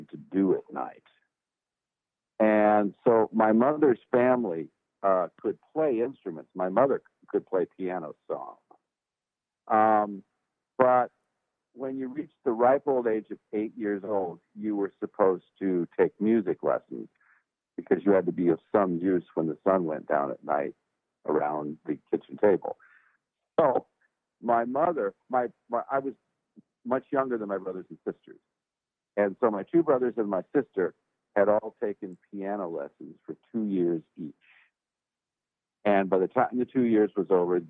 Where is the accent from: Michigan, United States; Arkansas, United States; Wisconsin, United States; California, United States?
California, United States; Los Angeles; now in Nashville, United States; I was born and raised in California. I was from the port of Los Angeles, a town called San Pedro. And that's where I was born and raised.